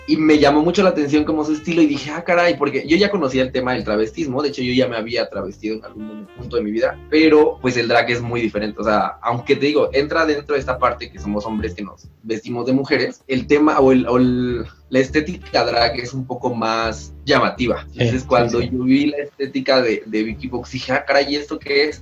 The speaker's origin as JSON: {"language": "Spanish", "region": "Oaxaca", "country": "Mexico", "said": "Yo soy de Oaxaca"}